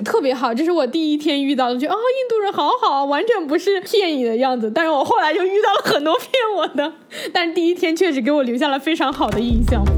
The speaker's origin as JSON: {"language": "Chinese", "country": "China", "said": "我是从中国来的"}